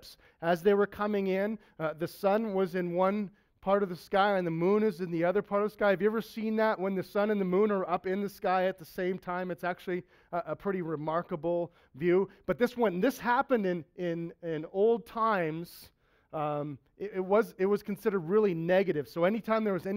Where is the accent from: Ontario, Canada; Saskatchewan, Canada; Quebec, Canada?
Saskatchewan, Canada; My dad's a farmer. I'm from Saskatchewan